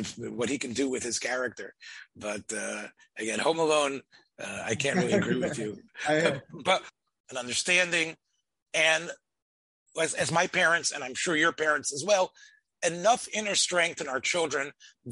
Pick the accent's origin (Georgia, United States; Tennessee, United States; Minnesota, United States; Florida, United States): Tennessee, United States; Memphis; as a boy growing up in Memphis, Tennessee